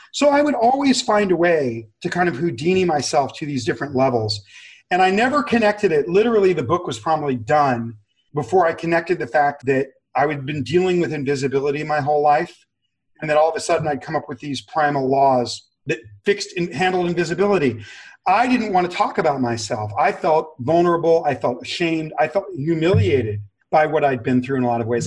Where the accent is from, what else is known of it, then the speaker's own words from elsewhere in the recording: Los Angeles, California, United States; I grew up in severe abject poverty near downtown Los Angeles.